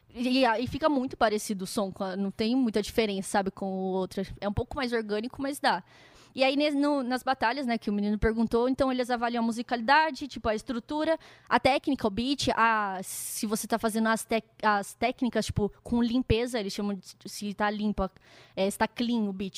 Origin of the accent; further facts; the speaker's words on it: Campinas, São Paulo, Brazil; moved away as an adult; now in São Paulo, Brazil; Eu sou de Campinas, né, que é uma cidade interior, e eu vim morar em São Paulo para fazer faculdade